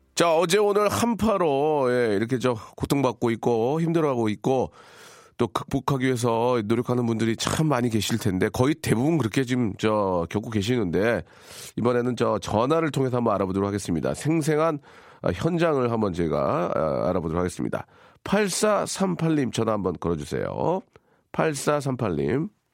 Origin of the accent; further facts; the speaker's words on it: Gunsan, North Jeolla, South Korea; moved away; 군산. 제 고향이죠